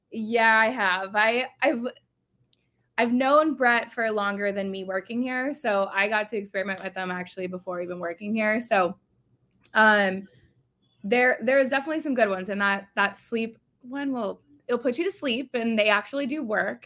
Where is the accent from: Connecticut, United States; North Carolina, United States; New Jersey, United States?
New Jersey, United States; Whitehouse Station; also born or lived in Edison, New Jersey; now in San Diego, United States; I was born in Edison, but I grew up in, like, White House Station area